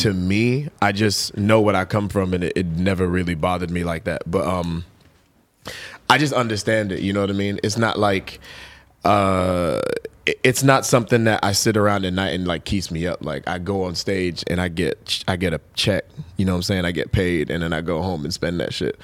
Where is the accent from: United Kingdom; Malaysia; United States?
United States; New York; I was born in New York